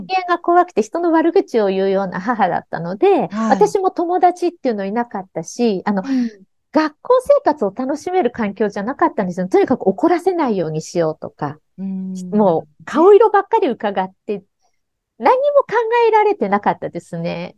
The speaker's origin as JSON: {"language": "Japanese", "region": "Tokyo", "country": "Japan", "tie": "born or raised there", "said": "うち貧困で東京生まれ、東京育ち、あの、港区の高輪という"}